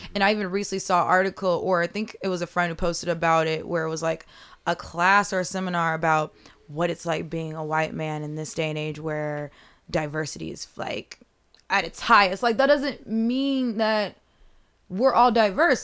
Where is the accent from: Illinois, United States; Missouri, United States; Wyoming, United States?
Illinois, United States; Chicago; me being from the South side of Chicago